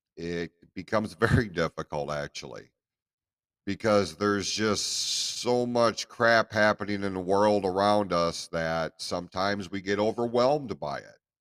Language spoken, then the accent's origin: English; United States; as American citizens